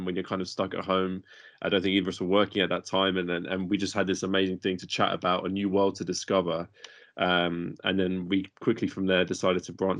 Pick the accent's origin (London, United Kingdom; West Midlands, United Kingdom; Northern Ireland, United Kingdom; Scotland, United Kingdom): London, United Kingdom; we're both from England. We're born in London.